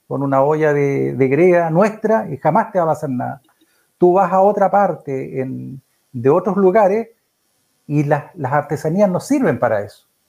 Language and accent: Spanish; Chillán, Ñuble, Chile; moved away as an adult; also born or lived in Concepción / Los Ángeles; now in Nacimiento, Chile; yo soy chillanejo, yo nací en Chillán, eh, por allá hace hartos años atrás. Salí de Chillán a los 18, 19 años